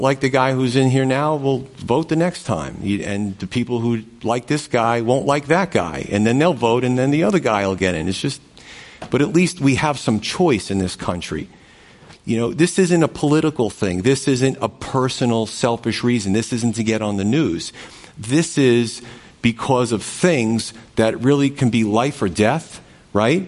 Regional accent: United States; I was born in the United States

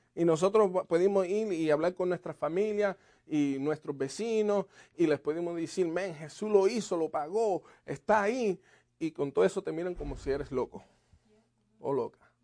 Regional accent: Puerto Rico; moved away; en Puerto Rico me diste vida

